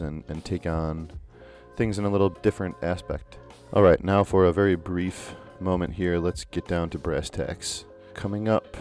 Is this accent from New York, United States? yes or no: yes; Buffalo, New York, United States; my hometown of Buffalo, New York